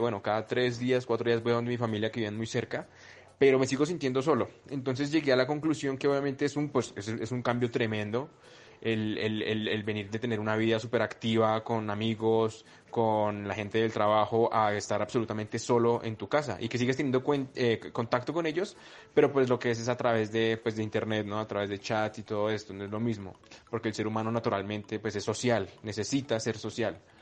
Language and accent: Spanish; Bogotá, Colombia; vengo del sur de Bogotá.